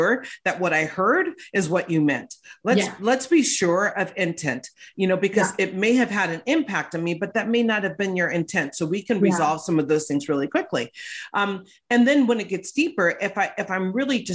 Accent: West Hollywood, California, United States; I grew up in West Hollywood.

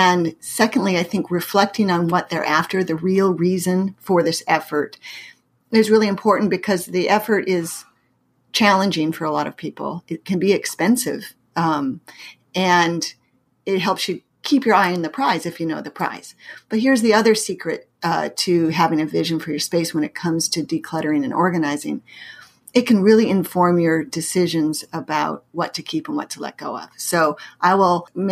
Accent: Pacific Northwest, United States; born or raised there; moved away as an adult; also born or lived in Massachusetts; now in St. Louis, United States

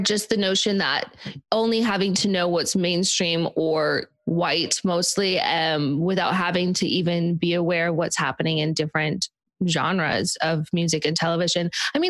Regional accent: Park City, Utah, United States; even growing up in Park City, it was a resort city.

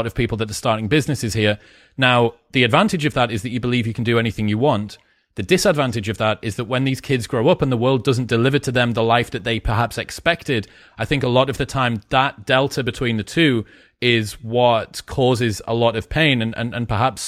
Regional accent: United Kingdom; now in United States; It's interesting thinking about ambition being British, where perennially downplaying our ambition.

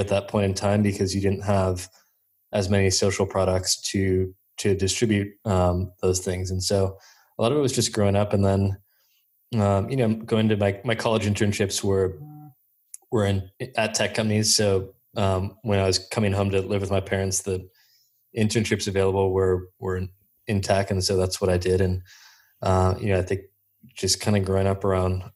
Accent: Menlo Park, California, United States; I grew up around Menlo Park, was always around technology growing up, went to Menlo High School

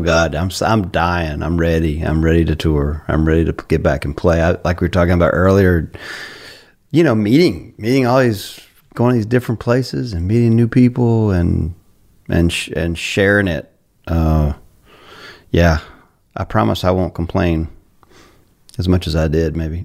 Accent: Carolina, United States; I grew up in Carolina

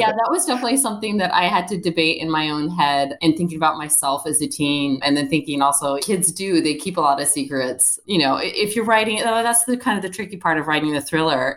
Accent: Northern Virginia, United States; Northern Virginia, which is where I grew up

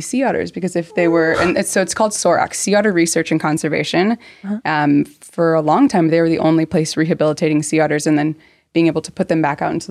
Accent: Irvine, California, United States; also born or lived in Scotland / Gambia; I grew up down in Southern California with Maggie and Irvine

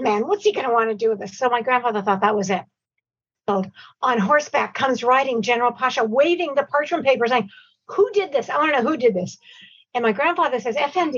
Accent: Toronto, Ontario, Canada; also born or lived in Cairo, Egypt; I was only four when we came here to Canada. I was born in Cairo in Egypt.

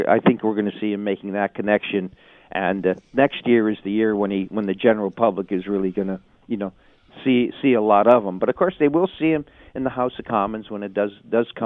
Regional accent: Ontario, Canada; You know, I'm from Ontario, but I but I'm gonna I'm gonna fight hard for things that are important out west.

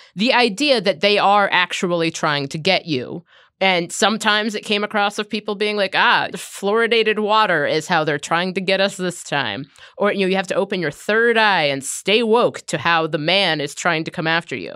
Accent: Cincinnati, Ohio, United States; I grew up in Cincinnati.

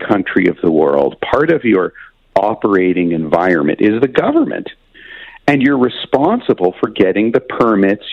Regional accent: Canada; as a Canadian

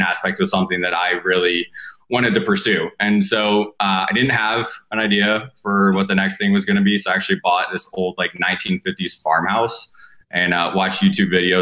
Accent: Southern Indiana, United States; I grew up in Indiana, like Southern Indiana, in a really small town.

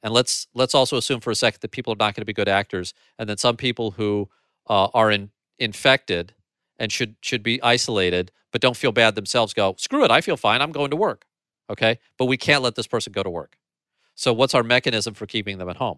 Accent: St. Louis, Missouri, United States; Saint Louis is my hometown

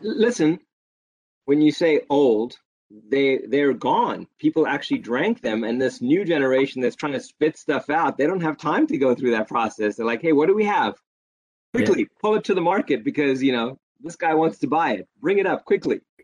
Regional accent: South Africa; growing up in South Africa

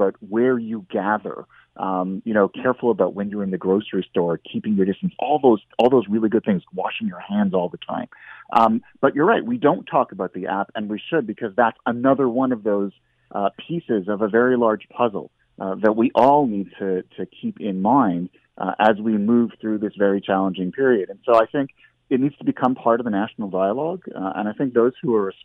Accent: Canada; as a Canadian

